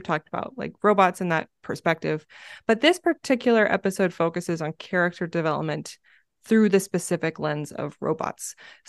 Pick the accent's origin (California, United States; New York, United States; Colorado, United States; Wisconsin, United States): California, United States; now in Arizona, United States; I grew up in California, so we had a lot more smooth, polished rocks that I could remember. And then coming out to Arizona, there's a lot of gravel, deconstructed granite.